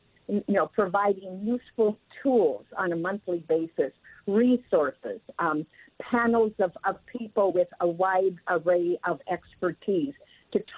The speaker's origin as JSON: {"language": "English", "town": "Renton", "region": "Washington", "country": "United States", "tie": "born or raised there", "said": "I've had a chance to work in my hometown"}